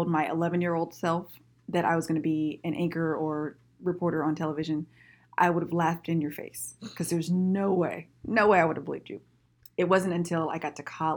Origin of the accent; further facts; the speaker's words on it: Vallejo, California, United States; moved away as an adult; now in Sacramento, United States; I actually grew up in the Bay Area. I'm from Vallejo